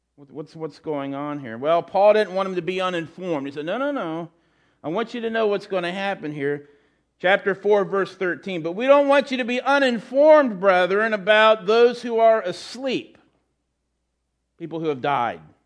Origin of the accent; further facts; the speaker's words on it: United States; As Americans